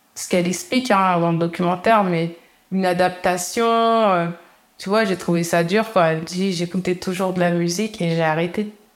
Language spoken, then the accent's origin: French; Canteleu, Normandy, France; On a grandi à Campeu, on était dans un appartement